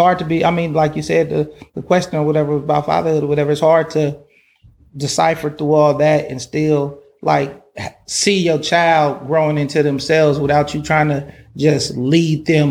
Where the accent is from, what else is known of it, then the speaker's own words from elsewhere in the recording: Oakland, California, United States; I'm from Oakland, California.